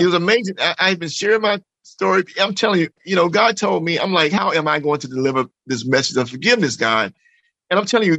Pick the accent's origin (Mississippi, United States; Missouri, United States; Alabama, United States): Mississippi, United States; Jackson; moved away; also born or lived in Los Angeles; growing up in Mississippi with a loving family